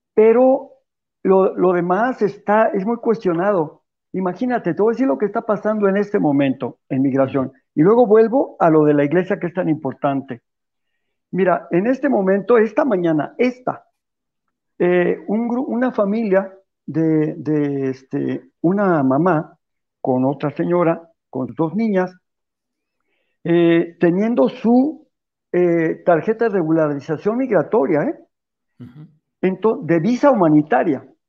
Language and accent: Spanish; Mexico; no somos gente de Biblia los católicos de México